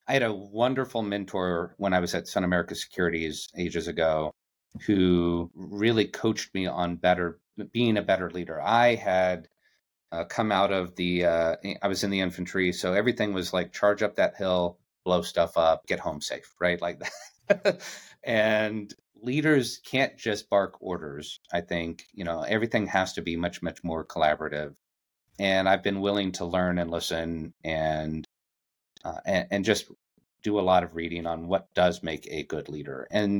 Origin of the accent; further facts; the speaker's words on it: Yuma, Arizona, United States; I grew up in Yuma, Arizona, which is a very small town on the border of Arizona, California, and Mexico. And it's a military town